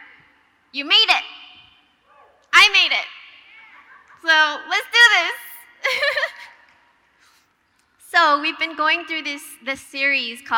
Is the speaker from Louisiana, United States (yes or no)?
no; Hawaii, United States; moved away as an adult; also born or lived in Boston; I grew up in Hawaii, and my brother and I grew up attending church